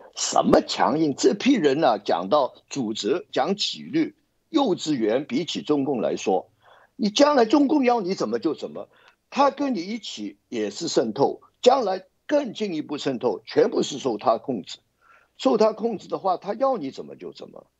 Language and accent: Chinese; Hong Kong; 我们香港人